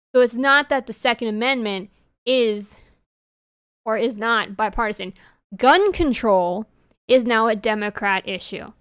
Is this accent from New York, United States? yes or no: yes; New York, United States; accent: New York; my New York accent